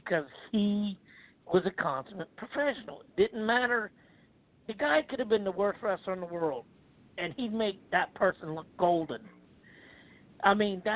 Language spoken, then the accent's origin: English; Charleston, South Carolina, United States; even in my hometown, on a Friday night, Charleston County Hall